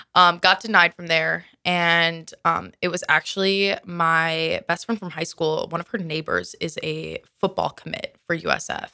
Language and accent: English; Minnesota, United States; moved away as an adult; I'm originally from Minnesota